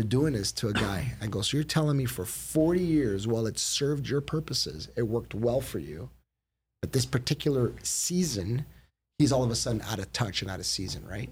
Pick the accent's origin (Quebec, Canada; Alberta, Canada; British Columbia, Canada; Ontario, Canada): Ontario, Canada; Woodbridge; I grew up in Woodbridge